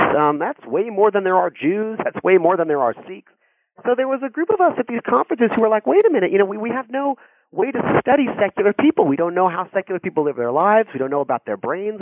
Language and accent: English; Santa Monica, California, United States; I grew up near Santa Monica, California, in the 70s and 80s